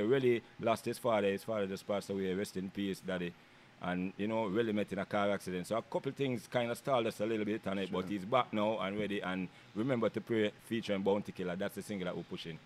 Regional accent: Kingston, Jamaica; now in United States; I'm from Kingston, Jamaica.

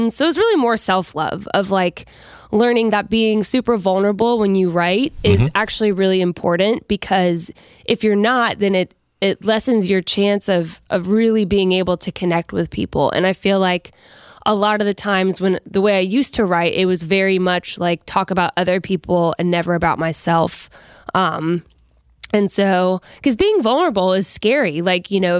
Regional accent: Colorado, United States; now in Nashville, United States; I'm from Colorado

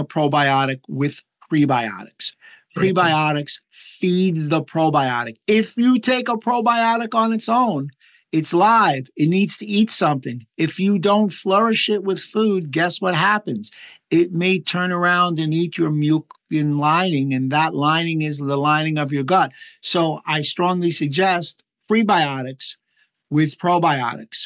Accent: New York, United States; I'm from New York

